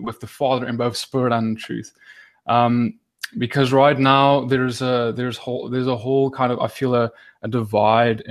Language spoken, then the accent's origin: English; South Africa; now in Johannesburg, South Africa; I'm in South Africa, and more specifically Johannesburg